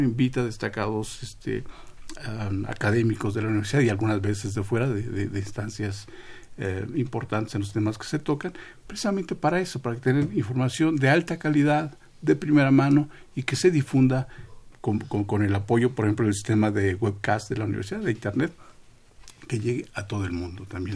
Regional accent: Mexico; somos todos mexicanos

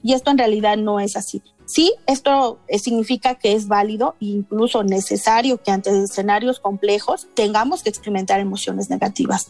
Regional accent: Mexico

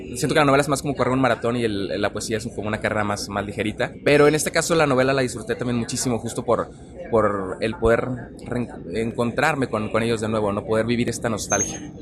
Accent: Monterrey, Nuevo León, Mexico; yo soy regio

